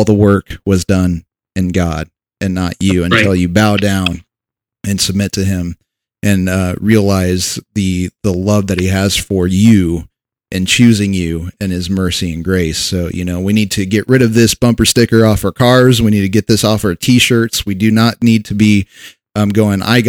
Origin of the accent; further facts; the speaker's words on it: United States; we're American by birth